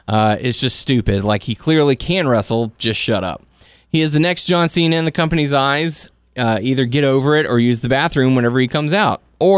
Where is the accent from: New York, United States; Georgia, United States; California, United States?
New York, United States; Brooklyn; again, I'm from Brooklyn, and I hate morons who try to hijack the show